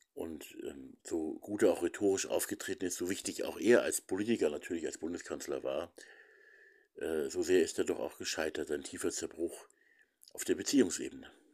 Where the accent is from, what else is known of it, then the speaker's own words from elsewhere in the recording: Lower Bavaria, Germany; bei uns in Niederbayern, eben im Nachbarlandkreis, im Landkreis Regen